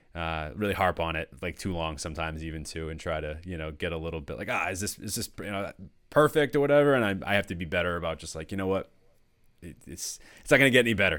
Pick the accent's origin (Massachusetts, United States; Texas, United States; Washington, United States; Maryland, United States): Massachusetts, United States; North Shore of; I grew up in Massachusetts my whole life